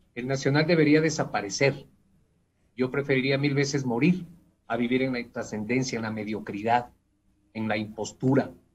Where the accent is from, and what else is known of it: Ecuador